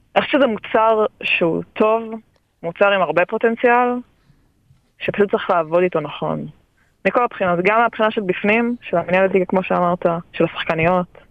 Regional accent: Israel; שלנו כישראלים

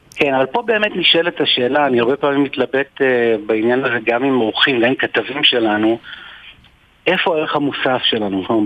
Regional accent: Israel; אנחנו ישראלים, אנחנו יהודים

